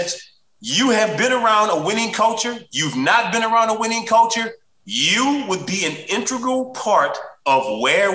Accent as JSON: {"language": "English", "town": "New Orleans", "region": "Louisiana", "country": "United States", "tie": "born or raised there", "said": "growing up in New Orleans"}